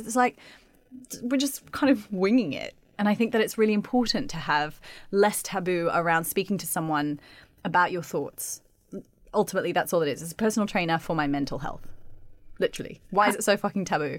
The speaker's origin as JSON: {"language": "English", "country": "Australia", "tie": "born or raised there", "moved": "yes", "said": "I just grew up in Australia"}